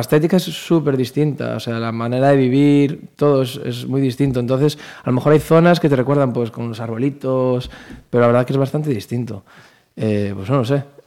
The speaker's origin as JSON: {"language": "Spanish", "town": "Pontevedra", "region": "Galicia", "country": "Spain", "said": "estamos en Pontevedra, pues esta es mi tierra"}